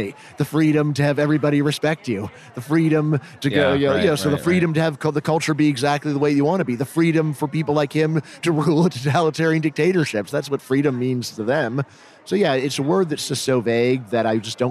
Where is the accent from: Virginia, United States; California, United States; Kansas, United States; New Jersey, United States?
Virginia, United States; I'm from Virginia